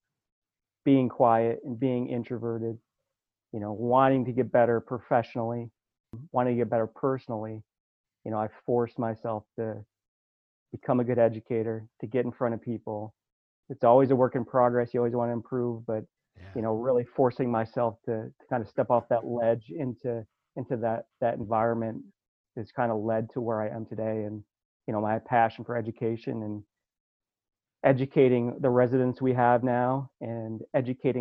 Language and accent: English; upstate New York, United States; moved away as an adult; now in Bethlehem, United States; a kid growing up in the New York, upstate New York